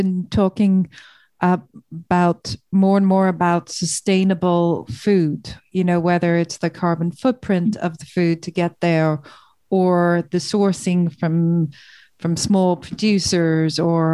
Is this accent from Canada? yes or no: no; Ireland; I'm Irish